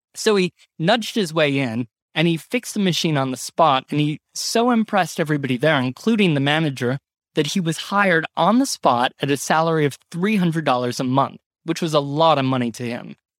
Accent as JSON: {"language": "English", "region": "Ohio", "country": "United States", "tie": "born or raised there", "moved": "yes", "lives_now": "New York, United States"}